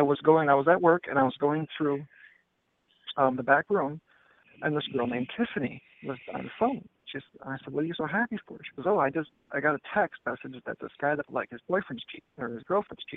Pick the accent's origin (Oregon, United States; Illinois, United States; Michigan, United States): Michigan, United States; Port Huron; moved away as an adult; I'm originally from Michigan, from Port Huron, Michigan